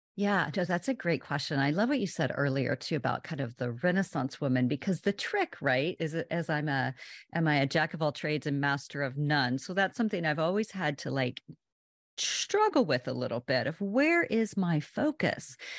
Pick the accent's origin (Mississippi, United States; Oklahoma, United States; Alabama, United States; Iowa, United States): Oklahoma, United States; now in Washington, D.C., United States; I'm originally from Oklahoma, and I've lived in the D C area for, my goodness, like twenty-five